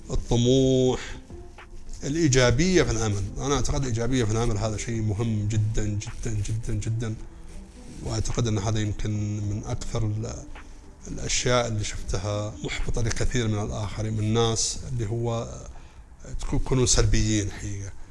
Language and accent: Arabic; Saudi Arabia; اتكلم كسعوديه